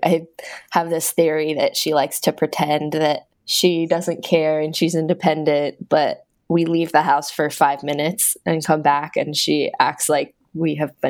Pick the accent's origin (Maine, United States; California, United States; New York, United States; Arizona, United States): California, United States; Bay Area outside of San Francisco; moved away as an adult; now in Vancouver, Washington, United States; So I grew up in the Bay Area outside of San Francisco.